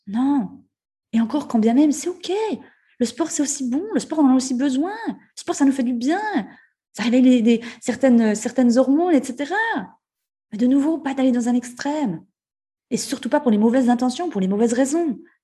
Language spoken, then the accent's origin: French; Ajoie, Jura, Switzerland; en tant que bon, euh, bon jurassien, bon euh, suisse et jurassien et bon ajouleux